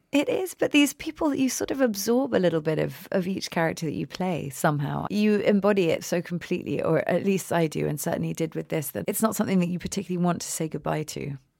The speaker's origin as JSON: {"language": "English", "region": "England", "country": "United Kingdom", "also_born_or_lived": "America", "moved": "yes", "lives_now": "United States", "said": "I'm clearly English."}